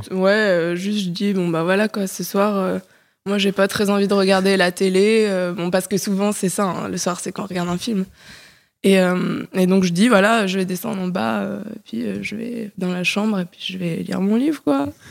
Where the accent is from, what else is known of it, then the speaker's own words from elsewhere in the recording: Paris, Île-de-France, France; moved away as an adult; also born or lived in French provinces; Je suis une Parisienne de 29 ans. Euh, récemment reparisienne plutôt, parce que j'ai grandi à Paris, mais je suis partie euh, un petit moment vivre en province